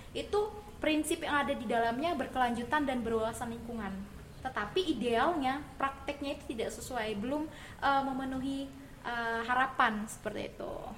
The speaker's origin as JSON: {"language": "Indonesian", "region": "Kalimantan", "country": "Indonesia", "moved": "yes", "lives_now": "Malang, Indonesia", "said": "saya berasal dari Pulau Kalimantan"}